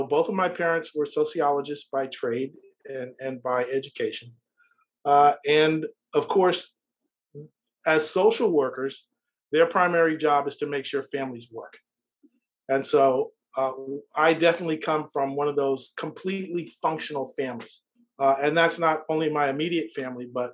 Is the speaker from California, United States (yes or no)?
yes; Los Angeles, California, United States; I grew up in Southern California.